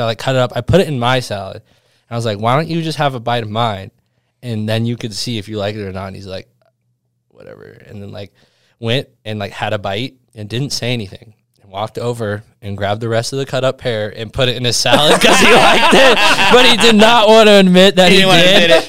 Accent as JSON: {"language": "English", "town": "Mammoth Lakes", "region": "California", "country": "United States", "tie": "born or raised there", "said": "Yeah, my parents met in Mammoth, and my brother was actually born there. I spent a lot of time growing up in Mammoth."}